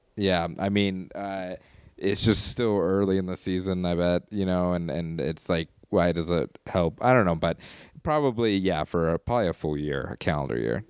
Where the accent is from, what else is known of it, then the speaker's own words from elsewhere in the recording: Colorado Springs, Colorado, United States; my hometown